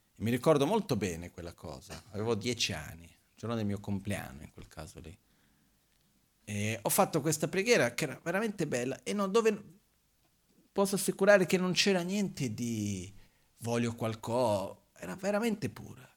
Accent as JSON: {"language": "Italian", "country": "Brazil", "tie": "born or raised there", "moved": "yes", "lives_now": "Italy", "said": "quando ero bambino in Brasile succedeva, ogni tanto a casa di mio padre"}